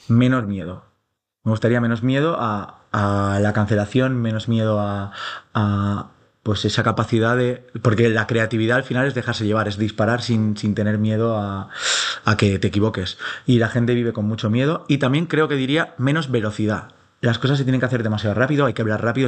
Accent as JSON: {"language": "Spanish", "town": "Xixona", "region": "Valencian Community", "country": "Spain", "tie": "born or raised there", "said": "mi pueblo, Shishona"}